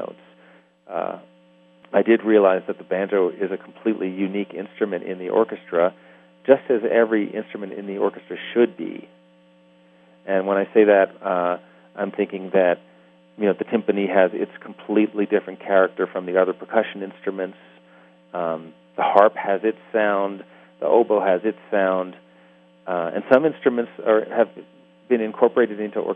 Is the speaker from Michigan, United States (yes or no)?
no; New York City, New York, United States; I'm from New York City